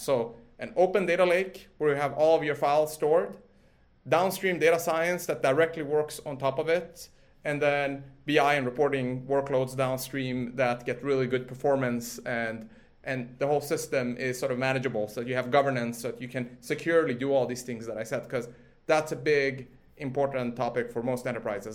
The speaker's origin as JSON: {"language": "English", "country": "Sweden", "tie": "born or raised there", "moved": "yes", "said": "I grew up in Sweden from a sort of age of uh, four"}